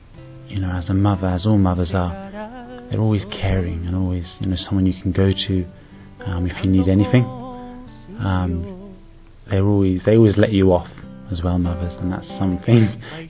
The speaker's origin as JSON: {"language": "English", "region": "England", "country": "United Kingdom", "said": "I'm 27 years old and I'm from England."}